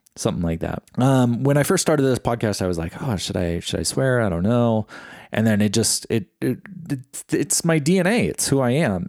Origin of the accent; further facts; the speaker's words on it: East Bay, San Francisco Bay Area, California, United States; I grew up in the Bay Area of California, so that's, like, around San Francisco, Oakland area. And we were, we were considered East Bay